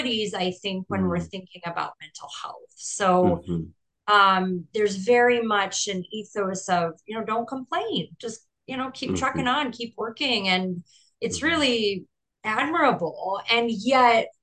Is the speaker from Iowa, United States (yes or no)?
yes; Iowa City, Iowa, United States; I grew up in Iowa, but I lived in Iowa City, which is a university town